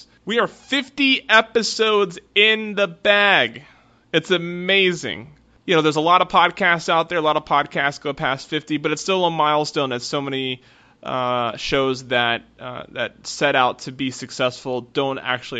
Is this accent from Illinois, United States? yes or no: no; Oak Harbor, Washington, United States; I am originally from Oak Harbor, Washington.